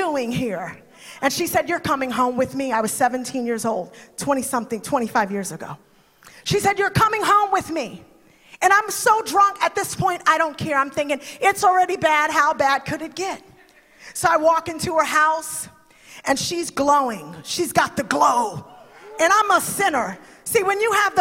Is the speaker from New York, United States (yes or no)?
yes; New York City, New York, United States; I grew up in the boogie down Bronx. Okay, no, I grew up in the Bronx